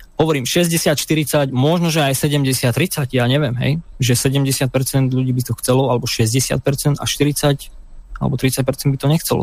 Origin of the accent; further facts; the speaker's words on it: Slovakia; now in United Kingdom; sme my Slováci, Slovania